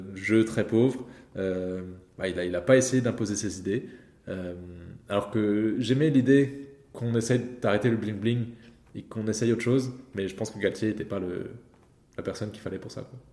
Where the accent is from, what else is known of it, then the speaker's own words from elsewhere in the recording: France; en tant que Français